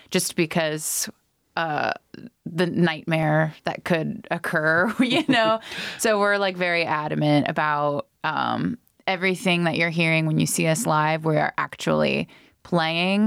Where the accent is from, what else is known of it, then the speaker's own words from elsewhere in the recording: Dayton, Ohio, United States; moved away as an adult; also born or lived in Cincinnati; So we're from Dayton